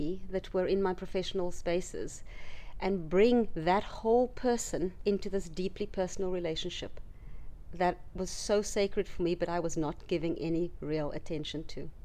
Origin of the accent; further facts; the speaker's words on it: South Africa; growing up in the area that I grew up in South Africa, which was a township